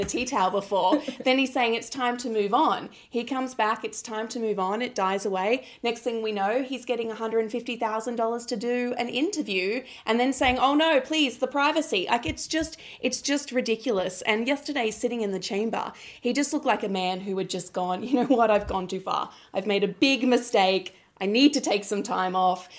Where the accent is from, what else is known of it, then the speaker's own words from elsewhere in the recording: Mount Gambier, South Australia, Australia; I was born in Mount Gambier